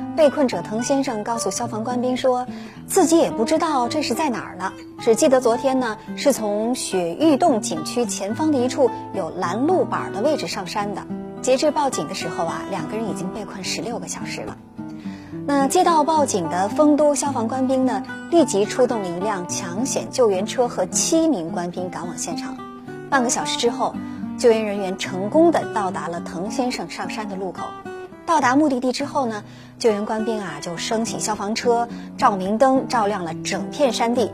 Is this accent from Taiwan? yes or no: no; China; 我们中国人